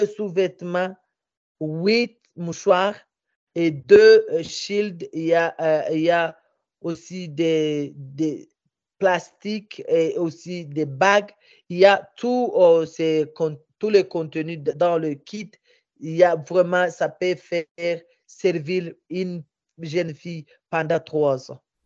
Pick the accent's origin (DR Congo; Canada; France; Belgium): DR Congo; Minembwe, South Kivu; also born or lived in Bukavu; chez moi, au village, à Minembwe